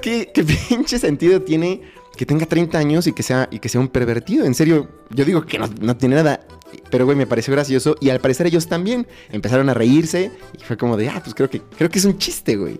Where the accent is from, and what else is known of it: Mexico